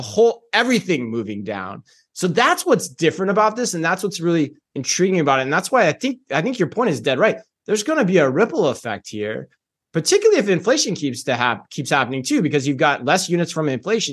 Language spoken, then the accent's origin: English; Phoenix, Arizona, United States; moved away; also born or lived in Tempe, Arizona; my hometown of Phoenix, Arizona